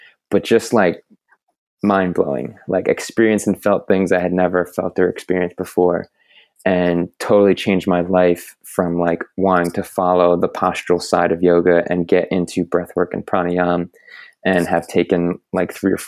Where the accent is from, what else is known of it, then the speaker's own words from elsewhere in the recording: New Jersey, United States; moved away as an adult; also born or lived in Boulder, Colorado; now in St. Petersburg, United States; I grew up in New Jersey